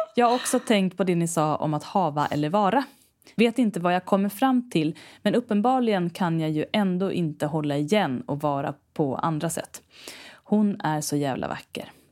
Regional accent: Stockholm archipelago, Stockholm County, Sweden; jag är uppvuxen i Stockholms skärgård

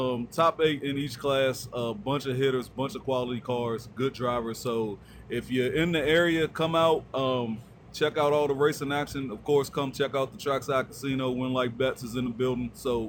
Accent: Virginia, United States; coming to you from my home state. We are in Virginia at Virginia Motorsports Park

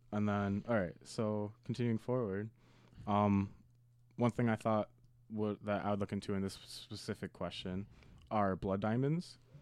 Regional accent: United States; as an American

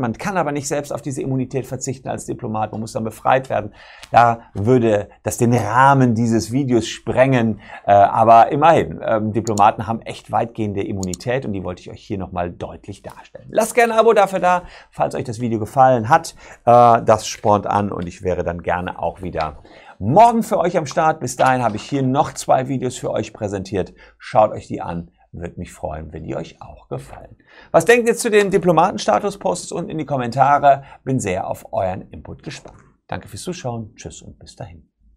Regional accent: Germany; Bei uns Deutschen

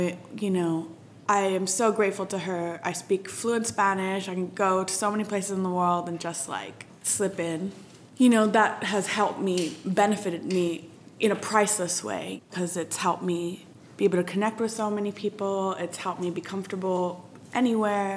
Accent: Tokyo, Japan; now in London, United Kingdom; I was born in Tokyo, Japan. I live in London at the moment

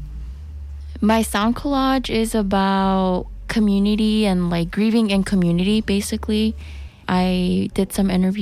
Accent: Chicago, Illinois, United States; I am from the Little Village community

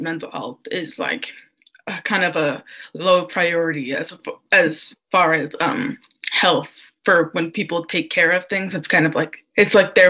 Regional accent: Portland, United States; moved away as an adult; now in Galesburg, United States; I'm from Portland, and which is a much bigger city than Galesburg.

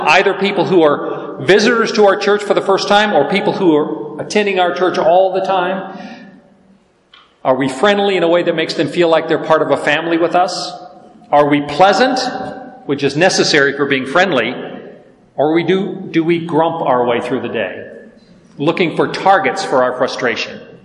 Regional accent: the South, United States; I'm from the South

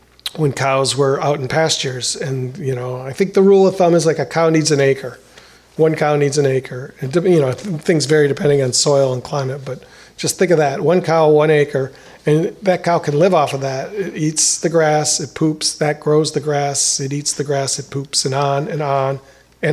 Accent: De Pere, Wisconsin, United States; now in Milwaukee, United States; De Pere on the river across from St. Norbert College at this boat ramp that I used to play at when I was a kid

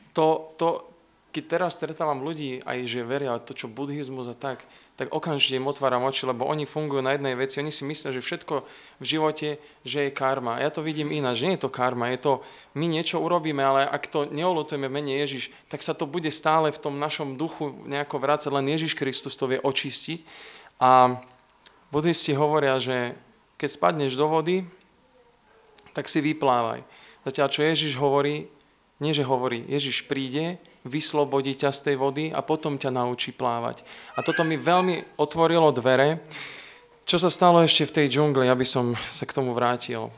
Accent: Trenčín, Trenčín Region, Slovakia; also born or lived in Veľký Krtíš / Opatová; Keď som mal rok, sme sa presťahovali z Veľkého Krtiša do Trenčína

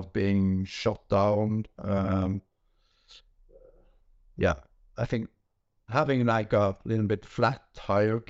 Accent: Norway; from Norway

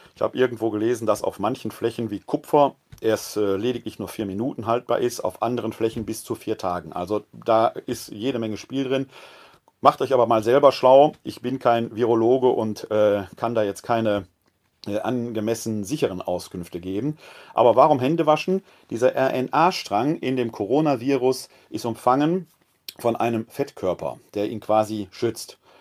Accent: Ruhr area, North Rhine-Westphalia, Germany; now in Wuppertal, Germany; Ich selbst bin ein Kind des Ruhrgebietes

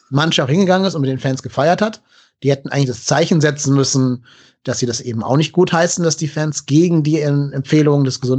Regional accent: Cologne, North Rhine-Westphalia, Germany; weil wir als Kölner ja eh Probleme mit Gladbach haben.

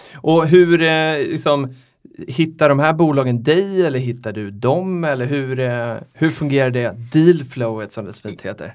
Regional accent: Sweden

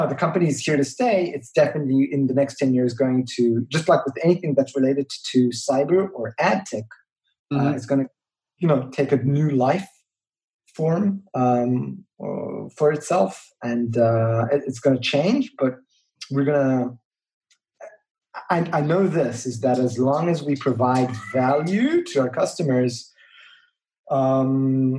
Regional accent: Israel; growing up in Israel

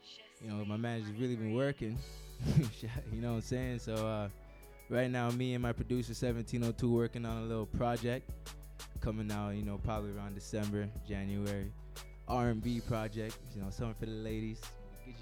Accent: Toronto, Ontario, Canada; I come from Toronto, all the way down from Canada

